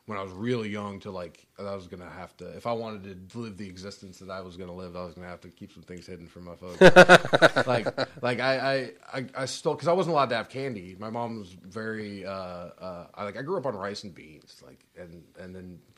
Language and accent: English; Mississippi, United States; born there; we weren't from there. My like like we were. I was born in Mississippi. My my dad's from New York. My mom's from South Florida.